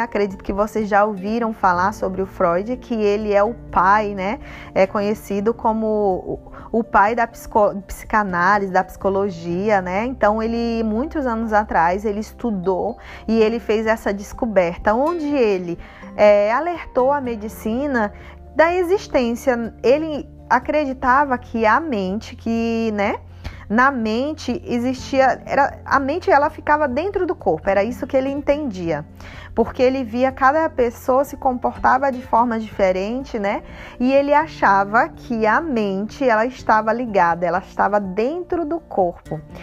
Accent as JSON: {"language": "Portuguese", "region": "Northeast Region", "country": "Brazil", "said": "eu sou nordestina, arretada"}